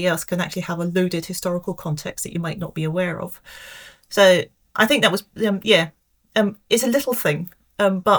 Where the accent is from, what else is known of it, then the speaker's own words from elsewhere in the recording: Scotland, United Kingdom; moved away; also born or lived in London; growing up in a relatively small village in Scotland